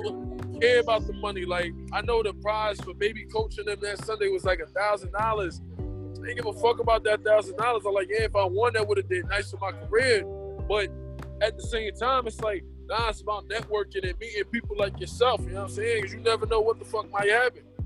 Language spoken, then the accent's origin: English; New York City, New York, United States; I'm from New York. I'm from Brooklyn